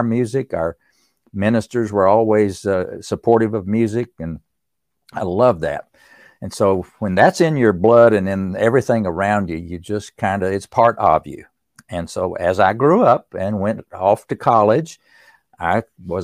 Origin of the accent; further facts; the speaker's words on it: East Tennessee, United States; growing up in East Tennessee